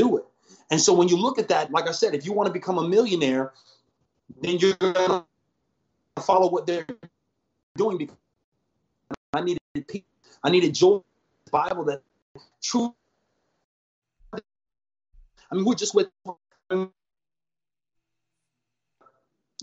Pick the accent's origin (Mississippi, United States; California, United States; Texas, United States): California, United States; Huntington Beach; also born or lived in Orange, California; I was born in Orange, raised in Huntington Beach for the first half.